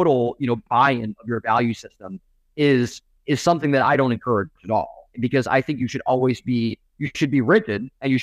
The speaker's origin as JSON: {"language": "English", "town": "Cleveland", "region": "Ohio", "country": "United States", "tie": "born or raised there", "said": "I'm from Cleveland."}